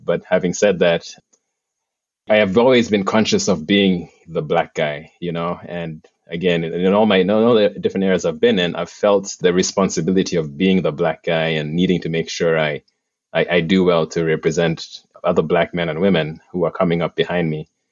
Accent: Uganda; moved away as an adult; now in United States; I'm originally from Uganda

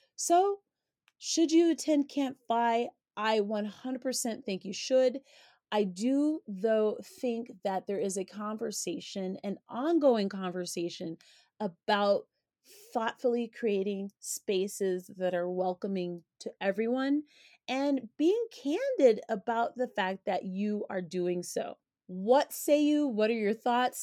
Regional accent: Colorado, United States; Coming from Colorado, navigating primarily white spaces is like second nature for me

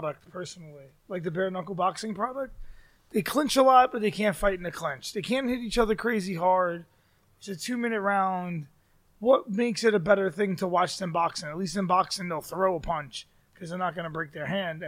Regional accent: New York City, New York, United States; I'm from Brooklyn

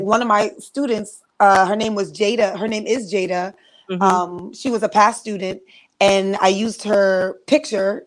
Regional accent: New York, United States; I'm from New York

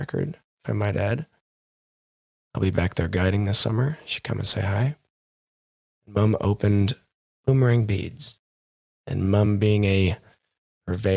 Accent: Montana, United States; Growing up in Montana, a very religious town, we had 12 bars and 9 churches

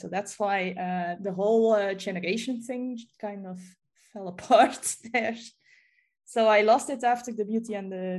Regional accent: Belgium; I'm from Belgium.

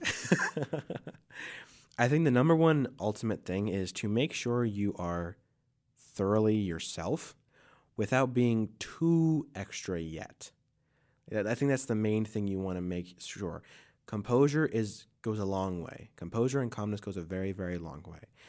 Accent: Ohio, United States; moved away; also born or lived in Brooklyn, New York; I grew up in Ohio

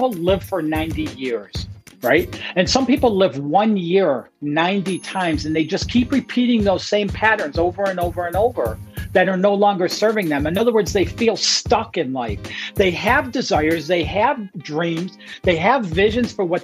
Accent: Detroit, Michigan, United States; now in South Carolina, United States; I'm originally from Detroit, Michigan.

